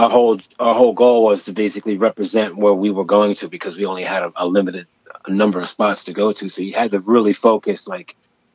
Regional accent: Wilmington, Delaware, United States; moved away as an adult; now in Philadelphia, United States; I graduated in 82, and then I moved to Philadelphia from Wilmington, Delaware

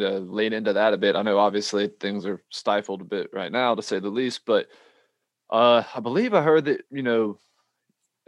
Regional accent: South Carolina, United States; I grew up obviously here in South Carolina, surrounded by country bumpkins

